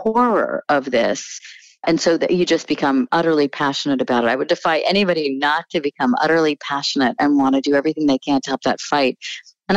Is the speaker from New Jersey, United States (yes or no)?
yes; New Jersey, United States; also born or lived in Connecticut; I was born in Connecticut, but grew up mostly in New Jersey.